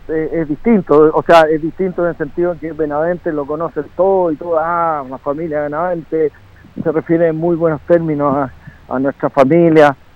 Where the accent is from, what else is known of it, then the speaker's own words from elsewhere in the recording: Longaví, Maule, Chile; Longaví en mi tierra